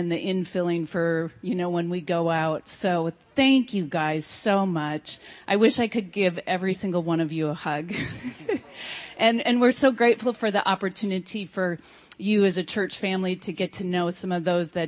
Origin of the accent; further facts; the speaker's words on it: Wisconsin, United States; moved away as an adult; now in Buena Vista, Colorado, United States; the Lord called us to pastor in my home state